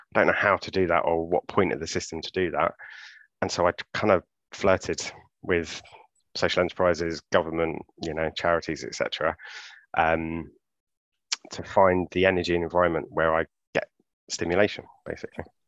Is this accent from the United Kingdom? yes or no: yes; London, United Kingdom; grew up in Clapham